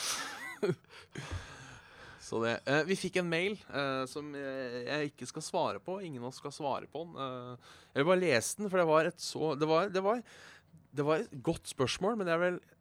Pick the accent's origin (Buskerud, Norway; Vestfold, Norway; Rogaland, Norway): Buskerud, Norway; Hønefoss; å være fra Hønefoss